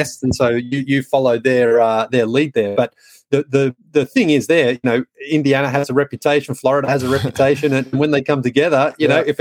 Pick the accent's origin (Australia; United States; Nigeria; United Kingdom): Australia; moved away as an adult; I was, born and raised in Australia. I went backpacking for 6 weeks about 25 years ago and I never went home to live